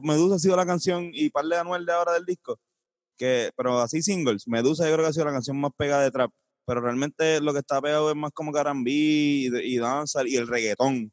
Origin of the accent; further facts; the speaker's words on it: Puerto Rico; nosotros conocemos como puertorriqueños